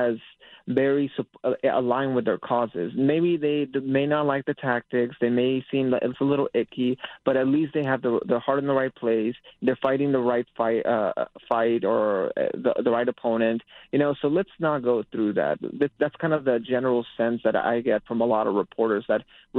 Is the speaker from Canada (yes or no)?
no; Azusa, California, United States; I'm actually from the area. I'm from Azusa, California, so from the San Gabriel Valley